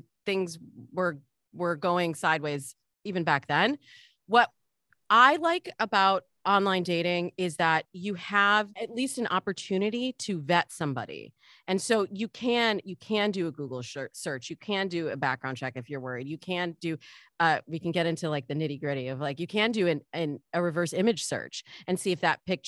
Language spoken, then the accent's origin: English; Michigan, United States; now in Los Angeles, United States; I'm from Michigan. I'm a good Midwest girl